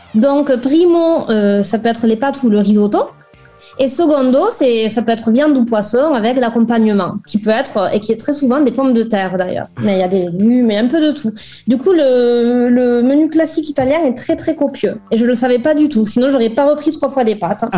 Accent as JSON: {"language": "French", "town": "Toulouse", "region": "Occitania", "country": "France", "also_born_or_lived": "Lille", "accent": "accent ensoleillé", "moved": "as an adult", "lives_now": "Cesena, Italy", "said": "je suis toulousaine"}